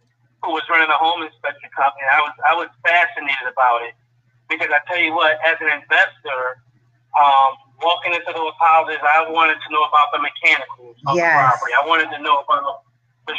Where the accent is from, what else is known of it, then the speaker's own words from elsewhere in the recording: Philadelphia, Pennsylvania, United States; I'm born and raised in North Philadelphia, went off into the Marine Corps for many years